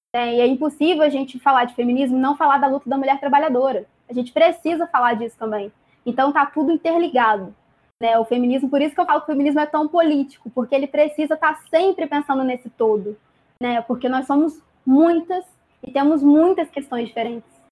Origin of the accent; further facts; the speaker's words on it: Volta Redonda, Rio de Janeiro, Brazil; tenho 21 anos, sou de Volta Redonda.